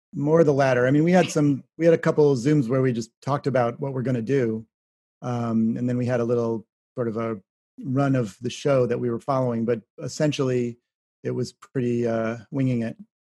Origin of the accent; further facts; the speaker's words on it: Shaker Heights, Ohio, United States; my home state